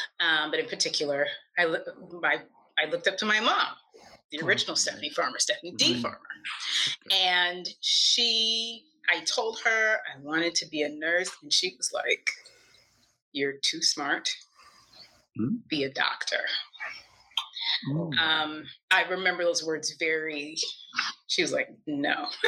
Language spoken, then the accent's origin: English; Texas, United States; born there; also born or lived in Maryland; So I grew up in lots of different places. I am actually a military brat.